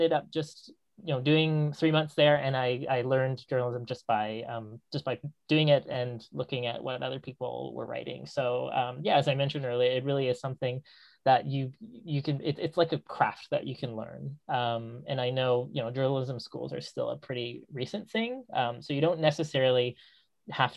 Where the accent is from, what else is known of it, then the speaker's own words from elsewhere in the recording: Vancouver, British Columbia, Canada; I grew up in Vancouver